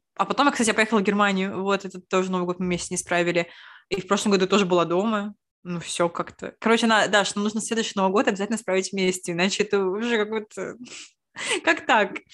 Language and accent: Russian; Saint Petersburg, Russia; мы, лучшие подруги из Петербурга